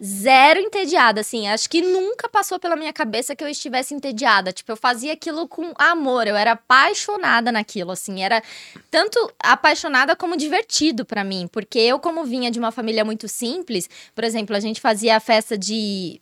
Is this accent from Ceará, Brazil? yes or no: no; Ribeirão Preto, São Paulo, Brazil; Eu sou de Ribeirão Preto